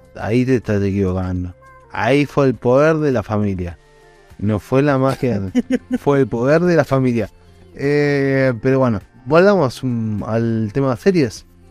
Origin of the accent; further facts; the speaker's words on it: Argentina; no soy de Puerto Rico, soy de Argentina